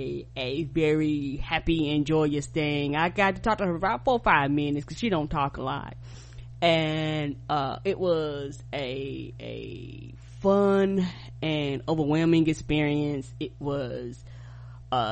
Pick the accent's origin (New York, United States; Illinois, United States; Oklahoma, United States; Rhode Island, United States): New York, United States; Albany; born there; because I was born in Albany, New York, and so when I was born